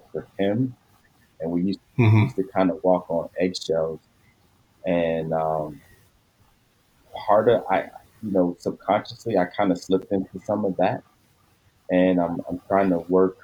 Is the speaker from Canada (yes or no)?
no; Philadelphia, Pennsylvania, United States; I grew up in Philadelphia